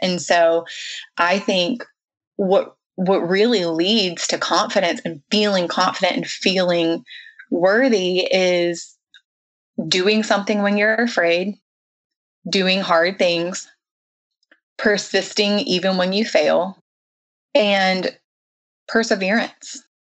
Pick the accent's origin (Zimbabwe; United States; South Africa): United States; the South; I was raised in the South